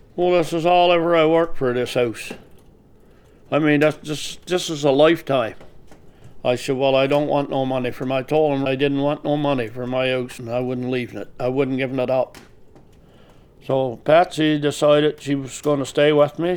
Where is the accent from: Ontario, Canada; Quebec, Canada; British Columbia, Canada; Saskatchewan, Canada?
Quebec, Canada; Harrington Harbour area; from Sound, and I've been living here for 73 years.